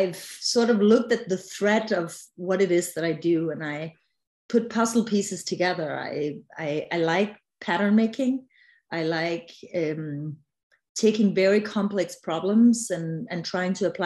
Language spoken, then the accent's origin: English; Denmark; I'm originally from Legoland, also known as Denmark.